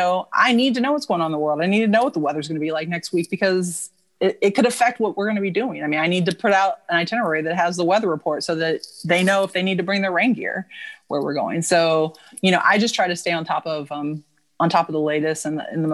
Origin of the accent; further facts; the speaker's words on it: Dayton, Ohio, United States; living and growing up in Dayton, Ohio